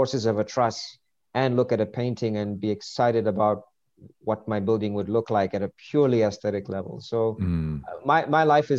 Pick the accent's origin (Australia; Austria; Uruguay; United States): United States; New Rochelle, New York; moved away; also born or lived in Lesotho; growing up in New Rochelle and hanging out in Queens